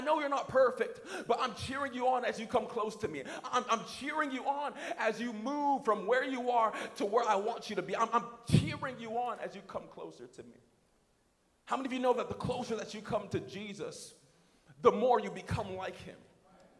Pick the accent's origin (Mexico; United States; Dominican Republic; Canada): Canada; I'm Canadian